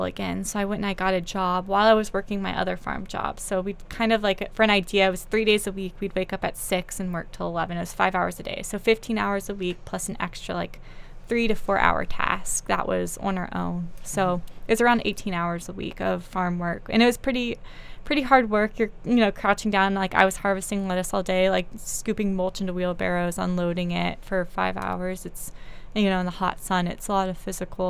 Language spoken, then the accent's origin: English; North Carolina, United States; I grew up in North Carolina